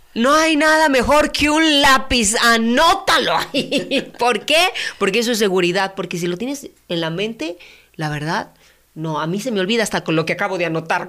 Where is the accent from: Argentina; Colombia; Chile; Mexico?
Mexico; como mexicanos